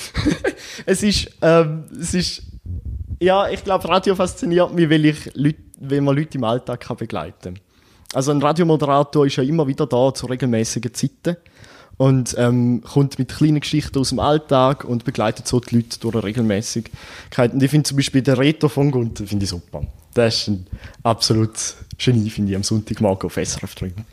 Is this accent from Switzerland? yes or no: yes; Eastern Switzerland, Switzerland; bei uns in der Ostschweiz